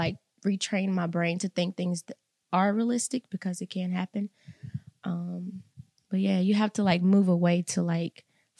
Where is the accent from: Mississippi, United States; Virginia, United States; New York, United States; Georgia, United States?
Mississippi, United States; Salus, Mississippi.